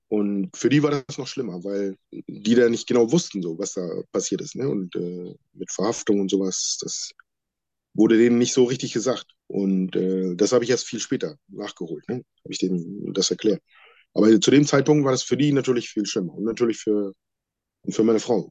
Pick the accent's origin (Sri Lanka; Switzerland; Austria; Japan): Sri Lanka; now in Germany; Wir kommen ursprünglich ähm, alle aus Sri Lanka und gehören zu der Volksgruppe der Tamilen